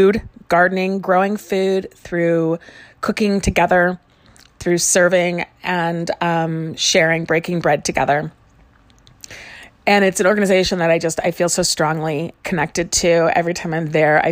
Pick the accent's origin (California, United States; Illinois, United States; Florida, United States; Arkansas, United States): Illinois, United States; Chicago; moved away; I grew up in Chicago and we spent our summers in a house in a small community across the lake in Michigan